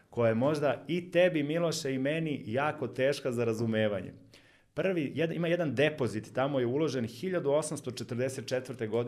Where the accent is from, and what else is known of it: Serbia